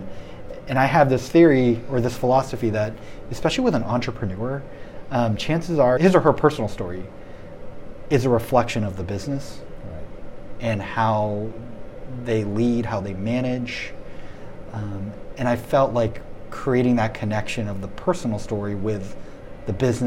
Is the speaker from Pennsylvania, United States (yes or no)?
no; Maryland, United States; moved away as an adult; now in Chicago, United States; I grew up in Maryland, the D.C. area for 16 years or so. And then I moved to Chicago